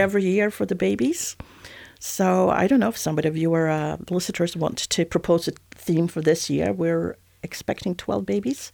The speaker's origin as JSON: {"language": "English", "country": "Sweden", "also_born_or_lived": "Switzerland / Southwest France", "accent": "Swedish", "moved": "as an adult", "lives_now": "France", "said": "I'm origin Swedish, so this is the original IKEA accent."}